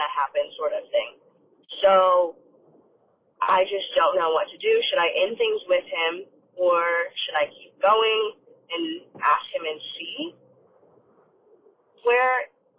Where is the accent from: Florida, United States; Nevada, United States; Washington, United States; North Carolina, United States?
Nevada, United States; Las Vegas; I'm from Vegas